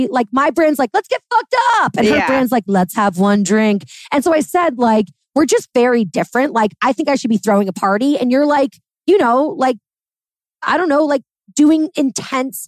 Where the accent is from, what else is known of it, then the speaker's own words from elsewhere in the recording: New York City, New York, United States; I'm a New Yorker.